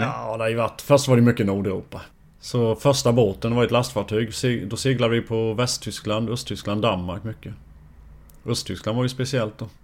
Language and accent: Swedish; Forsholm, near Jönköping, Jönköping County, Sweden; jag i Forsholm. Det är två och en halv, ja, två mil från Jönköping drygt